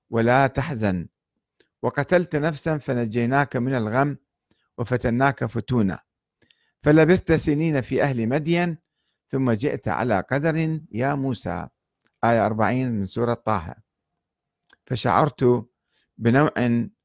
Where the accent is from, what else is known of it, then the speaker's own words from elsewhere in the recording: Iraq; وعودتي كعراقي تحمل مخاطر كبيرة وخاصة إلى الجنوب